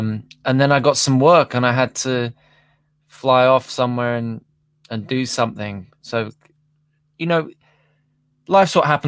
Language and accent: English; London, United Kingdom; So I'm back to being a Londoner for the foreseeable, you know?